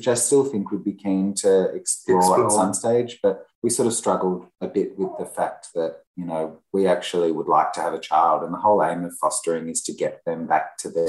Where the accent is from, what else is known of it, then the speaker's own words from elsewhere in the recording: Melbourne, Victoria, Australia; I'm the Australian one, Melbourne born and bred.